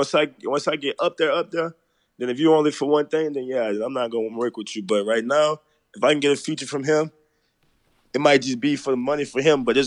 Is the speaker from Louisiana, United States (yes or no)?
yes; New Orleans, Louisiana, United States; I'm from the Sixth Ward.